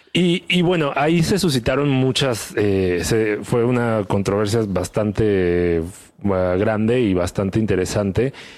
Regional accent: Chiapas, Mexico; soy del sur, soy de Chiapas, este, me siento orgulloso de, dónde vengo

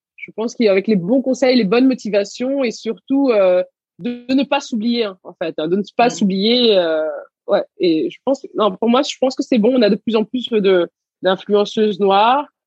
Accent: Garges-lès-Gonesse, Île-de-France, France; also born or lived in Senegal / Levallois-Perret; j'ai grandi à Gargigonès

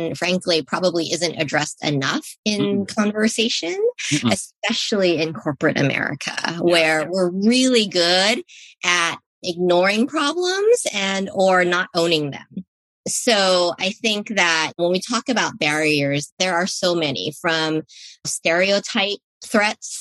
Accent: San Francisco, California, United States; where my parents settled was in a neighborhood in San Francisco called the Bayview District

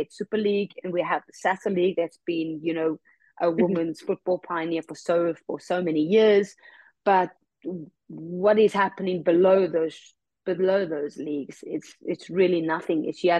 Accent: South Africa; Whether that is retiring in South Africa, that is something that I would like to do in my home country.

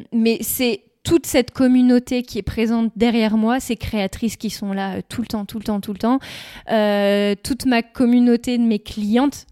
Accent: Sainghin-en-Weppes, Hauts-de-France, France; also born or lived in Richebourg / Lorgies; J'ai grandi, voilà, j'ai grandi à Sante

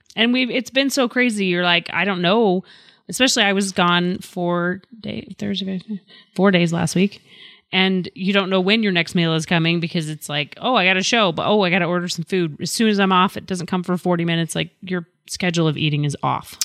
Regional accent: Memphis, Tennessee, United States; I was born in Memphis.

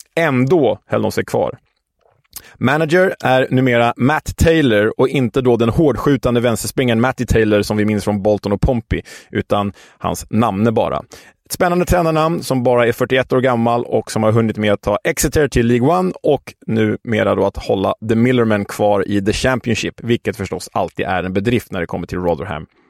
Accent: Stockholm, Stockholm County, Sweden; Vi som stockholmare

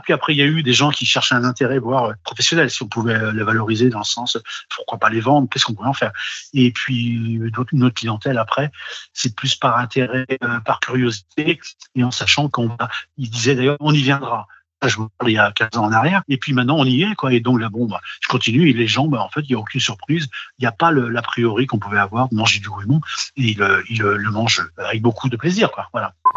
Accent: Brittany, France; je suis breton

